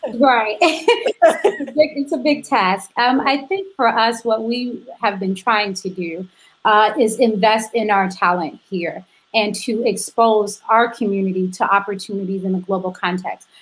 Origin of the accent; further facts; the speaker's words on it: Chicago, Illinois, United States; my hometown of Chicago, which is where I am now